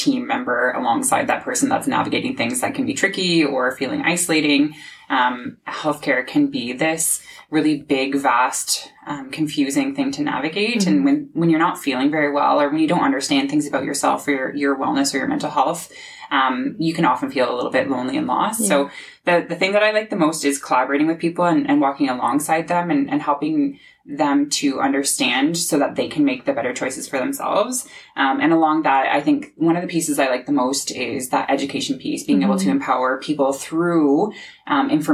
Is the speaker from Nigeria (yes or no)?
no; Aylmer, Ontario, Canada; when I was growing up in Almer